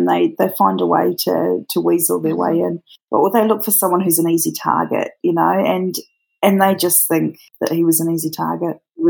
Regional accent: New Zealand; now in Australia; Mine's a bit of a mix. I'm actually originally from New Zealand, and but I live in Australia.

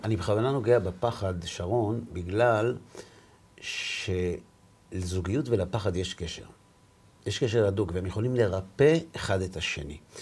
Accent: Bnei Brak, Tel Aviv District, Israel; אני בא מבני ברק

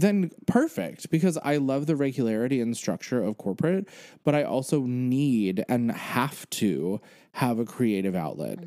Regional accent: Pennsylvania, United States; moved away as an adult; now in New York, United States; I now have lived in New York as long as I grew up in Pennsylvania.

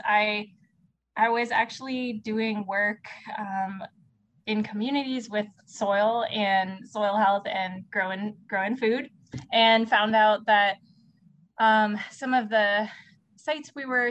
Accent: Canada; moved away as an adult; now in Riverside, United States; I'm actually from Canada. Originally.

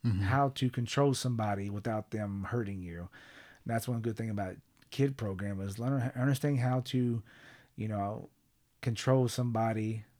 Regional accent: Sapulpa, Oklahoma, United States; Now, Sepulpa, it worked out great because I'm from Creek County, Sepulpa area.

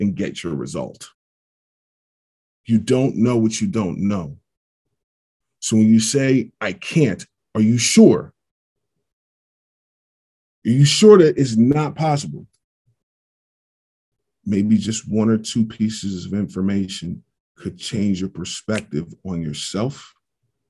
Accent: Pittsburgh, Pennsylvania, United States; get drafted by my favorite team since birth, play there three quarters of my career, and win a championship in my hometown

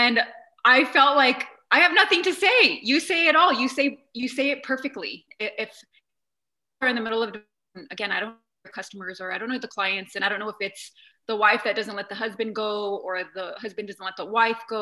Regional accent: New Mexico, United States; where I come from, I'm from New Mexico, and we're a certain culture

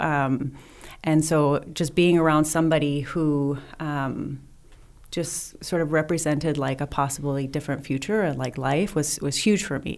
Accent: southern Wisconsin, United States; moved away; also born or lived in Temecula; I grew up in southern Wisconsin, really small town

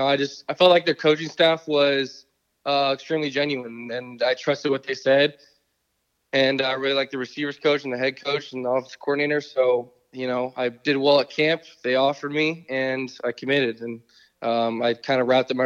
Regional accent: California, United States; growing up in California, there wasn't a whole lot of those options out here

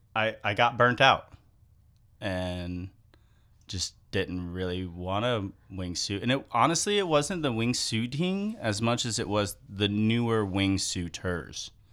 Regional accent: Zephyrhills, Florida, United States; I grew up in Zephyr Hills

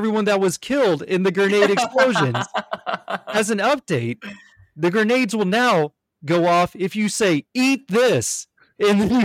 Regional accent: United States; As an American, I am very politically charged

